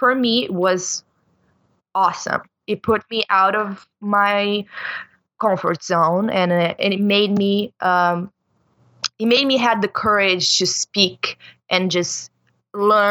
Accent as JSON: {"language": "English", "region": "Rio Grande do Sul", "country": "Brazil", "tie": "born or raised there", "second_language": "English", "moved": "as an adult", "lives_now": "Toronto, Canada", "said": "I'm from the south of Brazil. I'm from borderline Argentina. So it's a state called Rio Grande"}